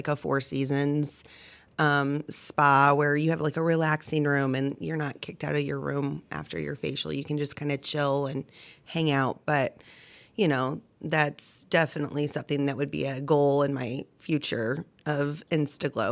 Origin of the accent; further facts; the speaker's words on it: Rosewood Heights, Illinois, United States; now in Bethalto, United States; I grew up in Rosewood Heights, but I live in Bethalto